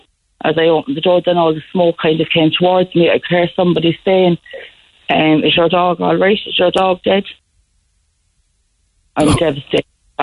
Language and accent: English; Cork, Munster, Ireland; I was born and reared in Knocknaheeny